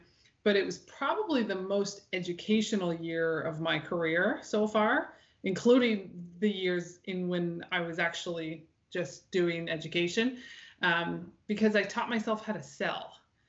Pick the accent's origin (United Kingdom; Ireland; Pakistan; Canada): Canada; New Brunswick; also born or lived in Newfoundland / Winnipeg; I'm originally from New Brunswick, but having the chance to come back here as an adult with my own family was sort of too good to be true.